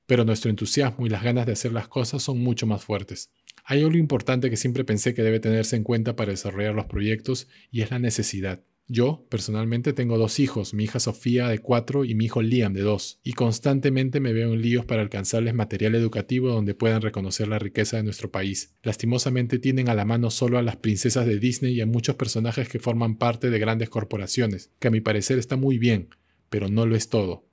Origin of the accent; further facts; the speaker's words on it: Peru; also born or lived in Lima, Peru / New York, United States / Vermont, United States; Aún nos falta mucho en el Perú